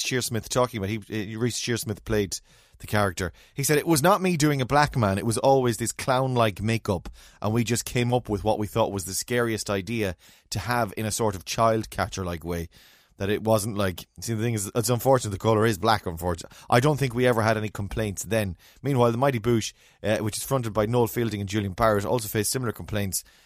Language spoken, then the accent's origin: English; Ireland; as Irish people